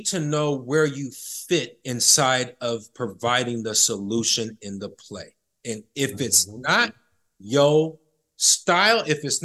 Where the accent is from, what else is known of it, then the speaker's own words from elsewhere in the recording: Sacramento, California, United States; the barbershop I go to that I grew up with here in Sacramento